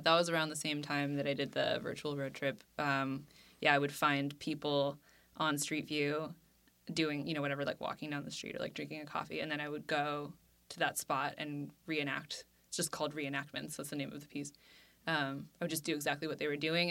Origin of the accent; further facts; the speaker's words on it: Cupertino, California, United States; I grew up in Cupertino